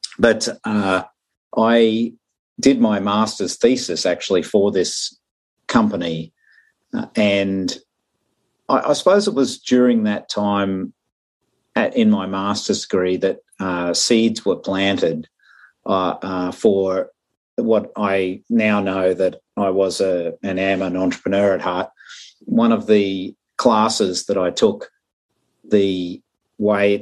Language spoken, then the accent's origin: English; Brisbane, Queensland, Australia; moved away as an adult; also born or lived in Rolla, Missouri, United States / Northern California, United States / Colorado, United States; So I was born in Brisbane, Australia. Went to school here, went to university